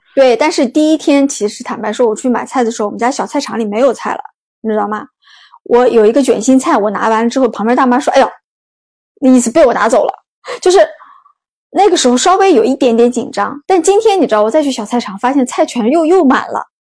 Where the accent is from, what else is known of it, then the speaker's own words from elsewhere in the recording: northern China, China; moved away; 我是北方人